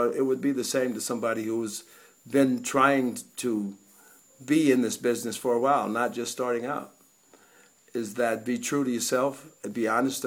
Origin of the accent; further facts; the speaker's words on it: California, United States; I was from California